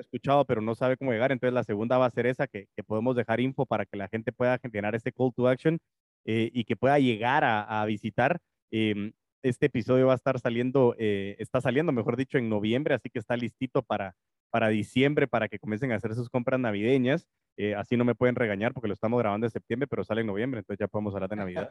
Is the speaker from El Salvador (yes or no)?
no; Guatemala; nacimos en Guate